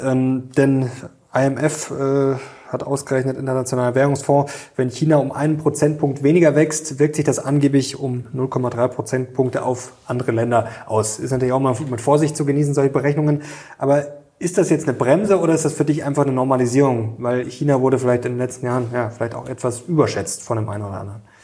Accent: Germany; bei uns in Deutschland

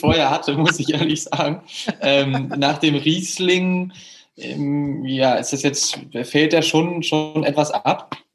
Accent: Hamburg, Germany; now in Düsseldorf, Germany; ich wohne in Düsseldorf aktuell, ich komme eigentlich ursprünglich aus Hamburg

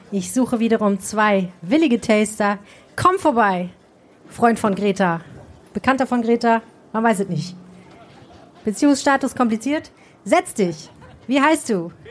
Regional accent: Northern Germany, Germany; Auf jeden Fall, ich komme ja aus Norddeutschland, Flens.

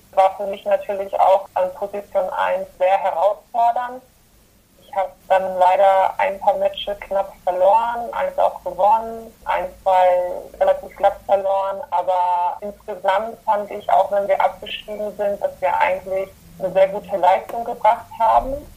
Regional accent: Dortmund, North Rhine-Westphalia, Germany; also born or lived in Gliwice, Poland; Ich bin in Polen geboren, in Gliwice. Und als ich circa ein Jahr alt war, sind wir nach Dortmund gezogen. Da bin ich quasi groß geworden.

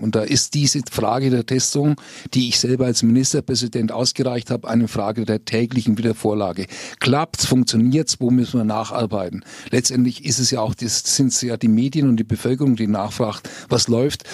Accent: Fürth, Bavaria, Germany; Ich komme aus Fürth

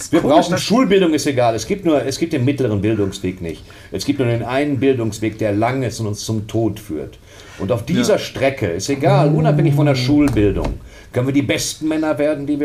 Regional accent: Bochum, North Rhine-Westphalia, Germany; Aber ich bin aus Bochum.

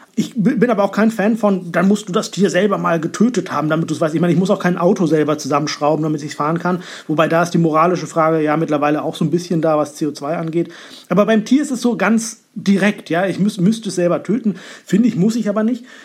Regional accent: Northern Germany, Germany; ich bin da schon sehr norddeutsch sozialisiert

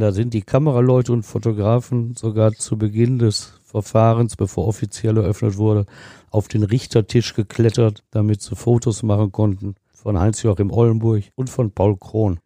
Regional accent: Ruhr area, North Rhine-Westphalia, Germany; bei uns im Ruhrgebiet

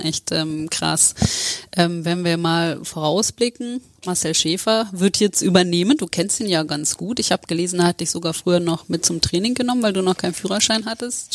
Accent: Lower Saxony, Germany; ich komme ja auch aus Niedersachsen

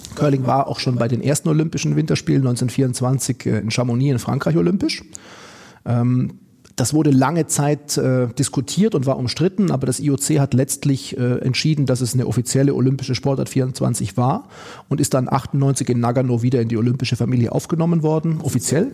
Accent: Oberstdorf, Bavaria, Germany; moved away as an adult; also born or lived in Duisburg-Meiderich; now in Duisburg, Germany; meine Heimat ist Oberstdorf. Da habe ich gelebt die ersten 20 Jahre meines Lebens

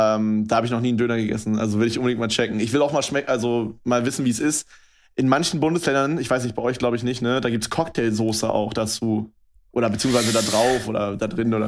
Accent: Brandenburg, Germany; moved away as an adult; now in Berlin, Germany; bei uns in Brandenburg sagt man halt anstatt 11, 11. Also ja. meine ganze Familie macht das halt.

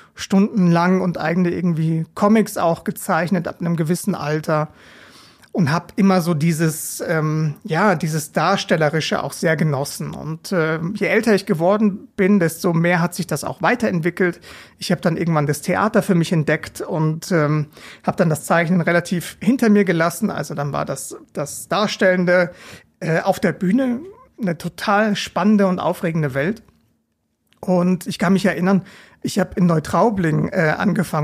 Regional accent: Regensburg, Bavaria, Germany; moved away as an adult; now in Mainz, Germany; ich lebe in Mainz, bin aber gebürtiger Regensburger

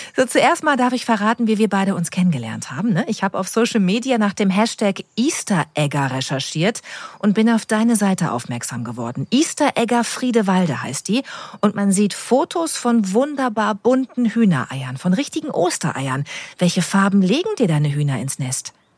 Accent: North Rhine-Westphalia, Germany; gebürtige Westfälin

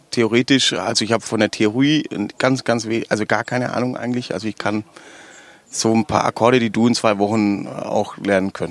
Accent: Baden-Württemberg, Germany; accent: Swabian; spreche ich sofort Schwäbisch und dann sind die, dann ist auch schon alles geklärt. Ne? Du darfst bei uns in Baden-Württemberg darfst du nicht auf die Bühne gehen und Hochdeutsch sprechen.

